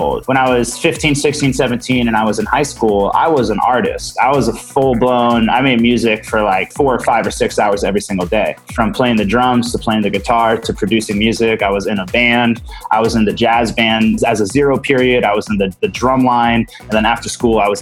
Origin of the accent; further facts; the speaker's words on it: Santa Rosa, California, United States; moved away as an adult; also born or lived in San Diego; I was born and raised in Santa Rosa